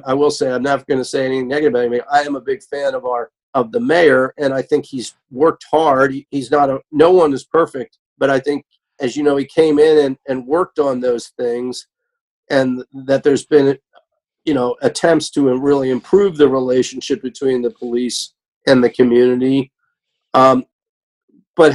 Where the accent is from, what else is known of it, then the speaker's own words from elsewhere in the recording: Hockessin, Delaware, United States; I grew up in Hocasset